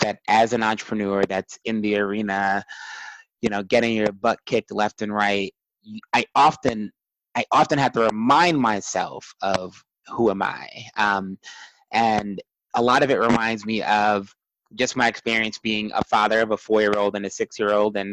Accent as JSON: {"language": "English", "town": "New York City", "region": "New York", "country": "United States", "tie": "born or raised there", "said": "growing up in Brooklyn, New York, growing up as a first generation in this country"}